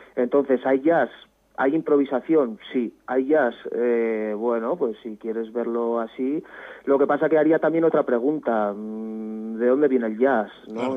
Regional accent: Estella, Navarre, Spain; somos más bien navarros los dos

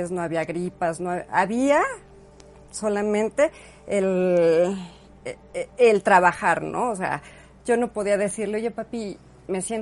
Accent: Tulancingo, Hidalgo, Mexico; Sí, sí, sí, mis papás son de Tulancingo, crecimos en Tulancingo.

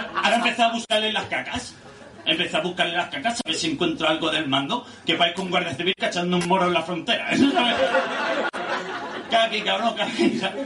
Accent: Barcelona, Catalonia, Spain; now in Lloret de Mar, Spain; yo nací en un barrio muy humilde de Barcelona, quizás lo conozcáis, en La Mina

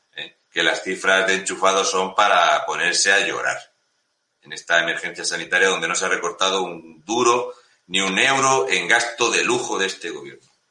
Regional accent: Community of Madrid, Spain; soy de Madrid

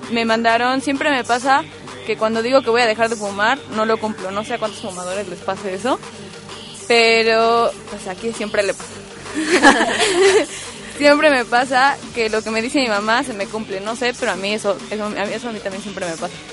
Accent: Mexico; fracasé como mexicana

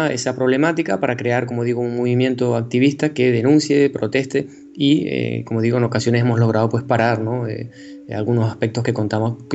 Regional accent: Tenerife, Canary Islands, Spain; nacido en Tenerife, eh, eh, soy profesor de la Universidad de La Laguna

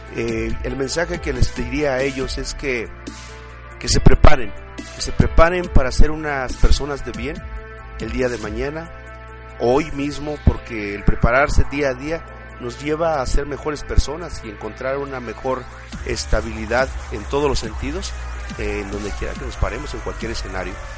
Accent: Chihuahua, Mexico; also born or lived in Temascalcingo, State of Mexico; la ciudad de donde, yo, este, yo crecí, en Chihuahua

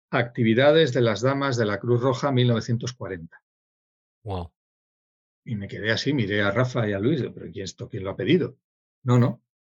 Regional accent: Sydney, New South Wales, Australia; born there; yo, yo nací en Sydney

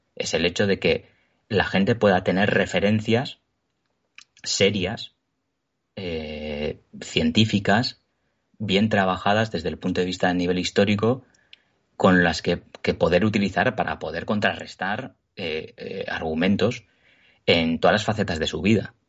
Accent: Basque Country, Spain; soy vasco, vivo en Euskadi, nací aquí, he vivido toda mi vida aquí

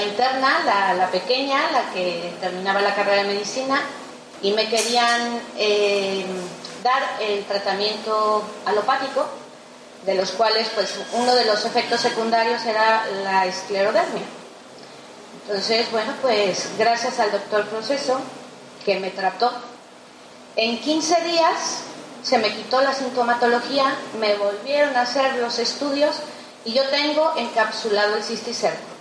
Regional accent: Mexico; soy mexicana, eh, estudié medicina en México

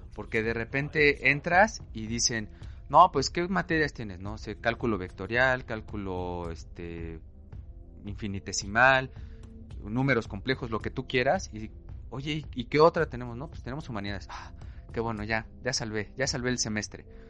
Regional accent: Mexico City, Mexico; yo nací, crecí y vivo aún en una colonia, en un barrio popular de la Ciudad de México

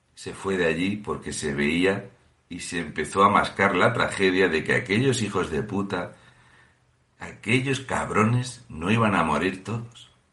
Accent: Fuente Álamo de Murcia, Region of Murcia, Spain; yo soy de Fuente Álamo de Murcia. I am from Fuente Álamo, Murcia.

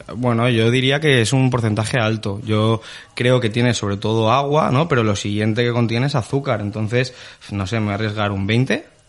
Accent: Spain; como todos los españoles

